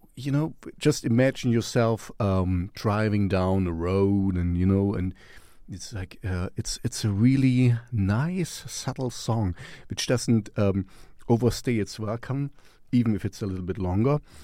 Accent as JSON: {"language": "English", "town": "Stockholm", "region": "Stockholm County", "country": "Sweden", "said": "we're from Stockholm, Sweden."}